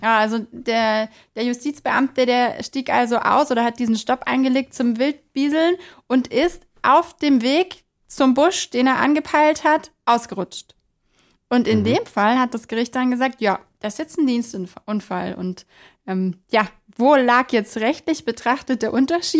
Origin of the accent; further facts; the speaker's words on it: Bavaria, Germany; bei uns in Bayern